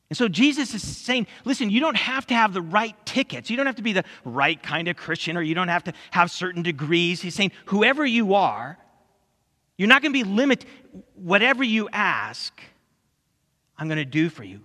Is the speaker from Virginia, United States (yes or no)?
no; California, United States; growing up in California